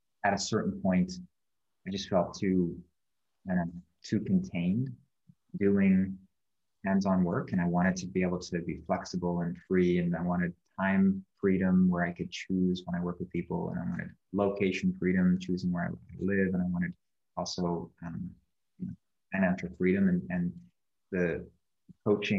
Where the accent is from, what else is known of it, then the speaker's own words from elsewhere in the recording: Canada; moved away as an adult; now in Bali, Indonesia; I was born in Canada. And I lived there for 28 and a half years.